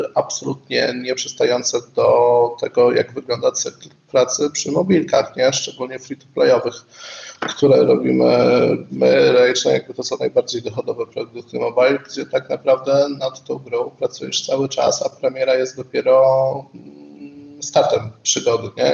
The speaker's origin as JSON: {"language": "Polish", "town": "Kraków", "region": "Lesser Poland", "country": "Poland", "said": "Jestem z Krakowa i całe moje życie zawodowe też się kręci e, w Krakowie"}